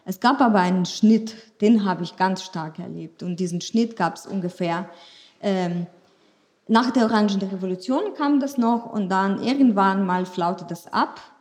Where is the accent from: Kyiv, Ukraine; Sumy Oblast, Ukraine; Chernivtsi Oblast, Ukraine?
Chernivtsi Oblast, Ukraine; Chernivtsi; first language Ukrainian; German is a second language; now in Germany; Das gab es schon, aber wir waren alle ukrainischsprachig. Und ich bin in der Ukraine dann aufgewachsen. Und als ich hierher kam, kam ich, habe ich Fragen zu hören bekommen, ist Sibirien von der Ukraine weit, weit entfernt?